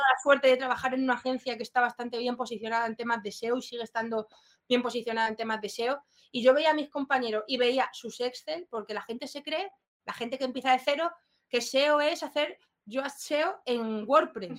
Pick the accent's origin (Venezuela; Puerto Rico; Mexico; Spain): Spain; now in Madrid, Spain; Yo vengo de un pueblo, raíces eh, rurales